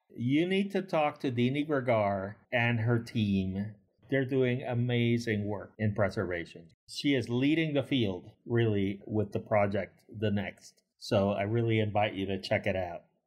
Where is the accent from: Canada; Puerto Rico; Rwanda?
Puerto Rico; as a kid growing up in Puerto Rico in the eighties